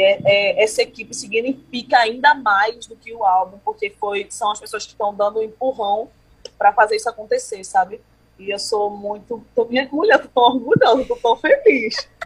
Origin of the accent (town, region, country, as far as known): Pernambuco, Brazil; born or raised there